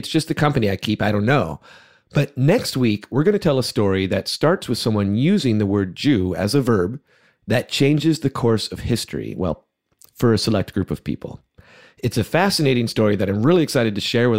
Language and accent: English; suburban California, United States; As a kid growing up in suburban California